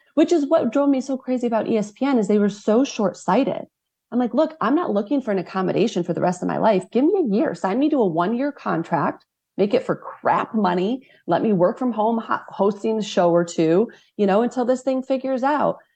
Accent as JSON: {"language": "English", "region": "Midwest", "country": "United States", "tie": "born or raised there", "said": "as somebody that grew up in the Midwest"}